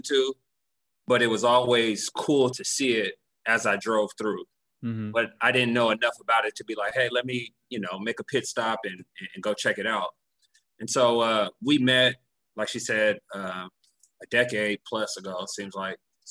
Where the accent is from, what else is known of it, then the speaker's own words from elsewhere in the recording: San Diego, California, United States; moved away as an adult; also born or lived in Texas; now in Alachua, United States; I was born and raised in San Diego.